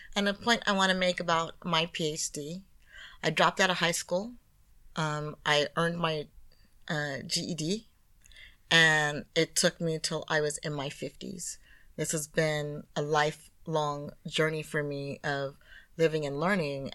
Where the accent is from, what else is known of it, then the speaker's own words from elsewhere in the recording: United States; being an American